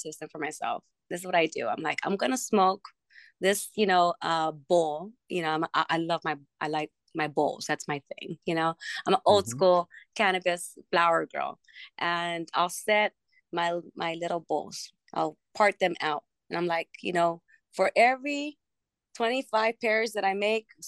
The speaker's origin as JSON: {"language": "English", "town": "Los Angeles", "region": "California", "country": "United States", "tie": "born or raised there", "also_born_or_lived": "Colorado", "moved": "as an adult", "lives_now": "Las Vegas, United States", "said": "I'm originally from Los Angeles, and that's exactly where, you know, I get all of my inspiration from growing up in the streets of L.A., and I lived there for most of my life"}